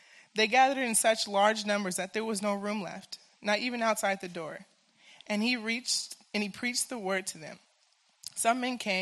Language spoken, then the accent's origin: English; United States; I am from Washington